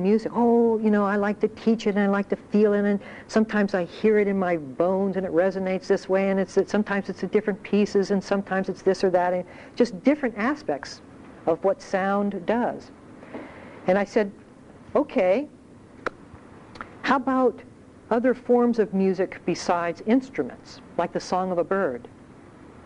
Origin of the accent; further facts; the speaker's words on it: Ohio, United States; moved away; I grew up in Ohio